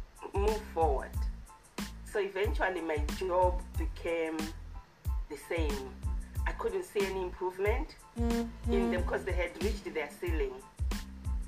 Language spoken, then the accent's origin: English; Zimbabwe; now in Alberta, Canada; I was born in Zimbabwe. I lived in Zimbabwe.